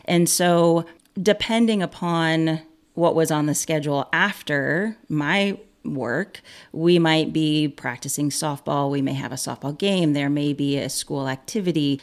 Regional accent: Monticello, Illinois, United States; I am born and raised in Monticello, Illinois, and that is where I currently reside

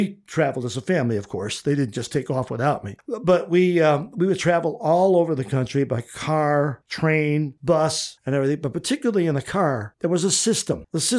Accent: Midwest, United States; you're from the East, I'm from the Midwest

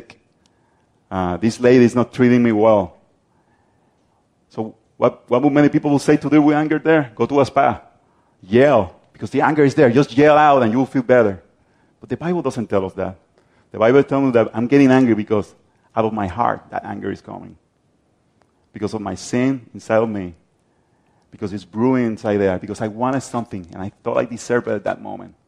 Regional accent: Puerto Rico; I'm from Puerto Rico

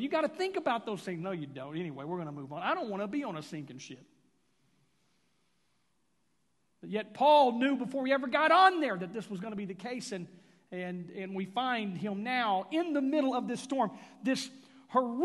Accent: Houston, Texas, United States; now in Oklahoma, United States; I was raised in Houston.

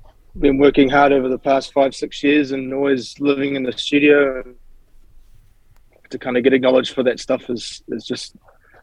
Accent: Tauranga, Bay of Plenty, New Zealand; They all live in Tauranga where I'm from

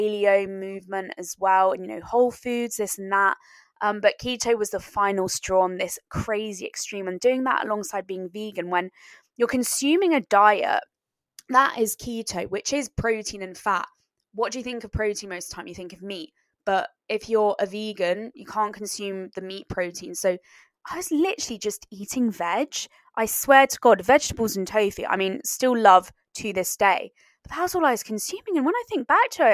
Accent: France; growing up in France

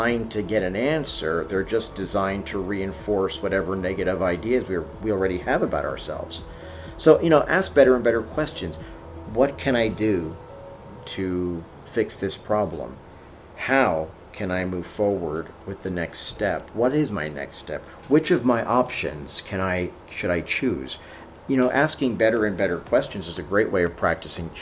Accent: New York, United States; during my Catholic school days growing up in New York

